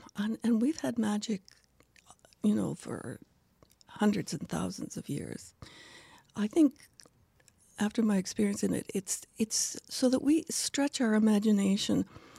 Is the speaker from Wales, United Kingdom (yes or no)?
no; Kilwinning, Scotland, United Kingdom; born there; Well, I was born in Scotland in Kilwinning, which is on the west coast of Scotland.